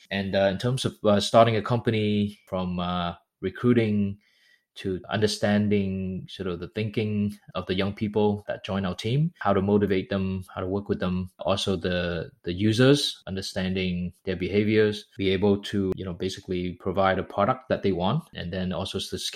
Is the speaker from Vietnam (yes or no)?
yes; Vietnam; moved away; also born or lived in United States; I grew up in Vietnam, but went to school primarily in the US